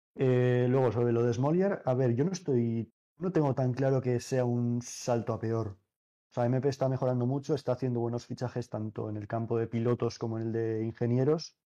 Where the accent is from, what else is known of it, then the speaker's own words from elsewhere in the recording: Navarre, Spain; Obviamente yo soy navarro